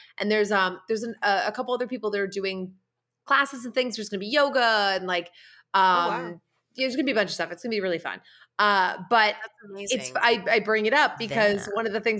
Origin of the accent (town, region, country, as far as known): Massachusetts, United States; born or raised there; moved away